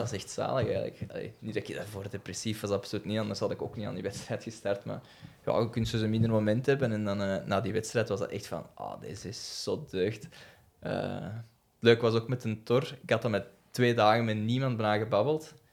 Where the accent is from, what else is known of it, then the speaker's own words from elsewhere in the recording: the Kempen, Flanders, Belgium; ik, ben ook zo'n beetje van de campen